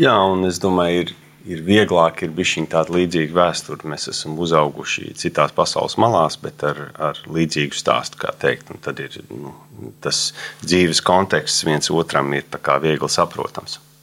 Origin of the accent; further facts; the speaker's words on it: Sydney, New South Wales, Australia; moved away as an adult; also born or lived in United States; now in Latvia; mēs uzaugām Sidnejā